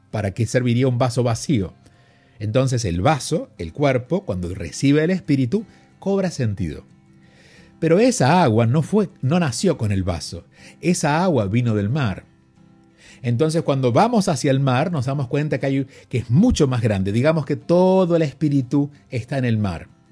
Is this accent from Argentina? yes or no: yes; Argentina; soy argentino y viviendo en Argentina y siendo niño, siendo un varón y no jugando al fútbol, era bastante condenable en su momento, sobre todo viviendo en un pequeño pueblo